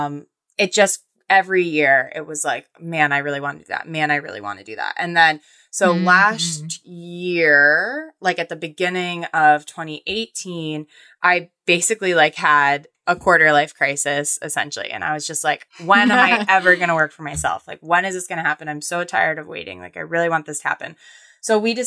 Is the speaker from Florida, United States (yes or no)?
yes; Florida, United States; I'm like from Florida